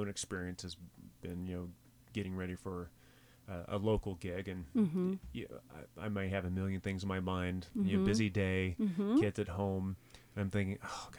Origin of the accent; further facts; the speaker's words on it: the South, United States; I'm from the South, dude.